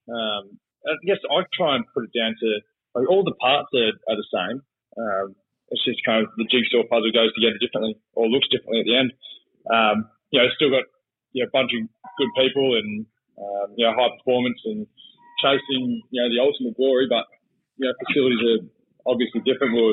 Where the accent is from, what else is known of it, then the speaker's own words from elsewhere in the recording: Pakenham, Victoria, Australia; And I'm from Pakenham, and I didn't really follow AFL growing up.